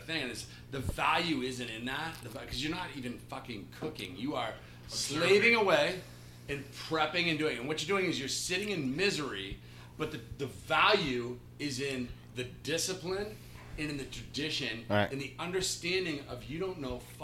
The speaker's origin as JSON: {"language": "English", "country": "United States", "tie": "born or raised there", "said": "an American-raised chef"}